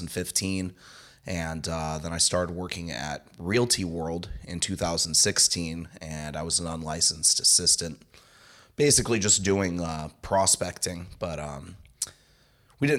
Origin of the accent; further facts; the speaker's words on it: San Jose, California, United States; also born or lived in Texas / Santa Clara / Santa Cruz; So I'm from San Jose. I've lived most of my life in San Jose, Santa Clara, Santa Cruz, or somewhere in between there.